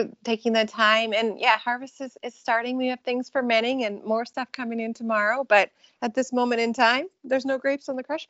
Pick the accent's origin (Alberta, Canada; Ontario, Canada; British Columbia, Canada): British Columbia, Canada; now in California, United States; I'm born and raised in British Columbia, Canada. And so I grew up actually on a little tiny island in northern British Columbia, really entirely off the grid.